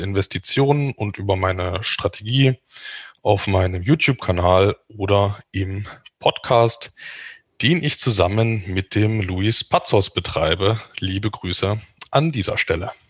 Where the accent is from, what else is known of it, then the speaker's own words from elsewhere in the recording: Dresden, Saxony, Germany; moved away as an adult; now in Magdeburg, Germany; Ich bin in Dresden aufgewachsen und lebe mittlerweile in Magdeburg